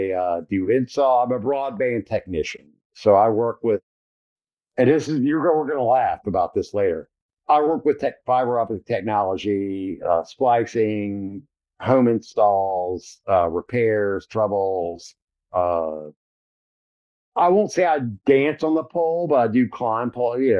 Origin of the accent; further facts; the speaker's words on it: Blue Ridge Mountains, Appalachia, United States; I grew up in the Blue Ridge Mountains